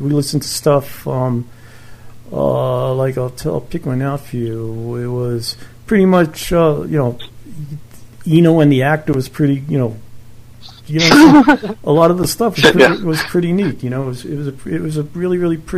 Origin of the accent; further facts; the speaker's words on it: New York City, New York, United States; also born or lived in Brooklyn / Long Island; I was born in Brooklyn. I was raised in Queens. Then I moved out to Long Island, and in Queens, I lived in a town called Laurelton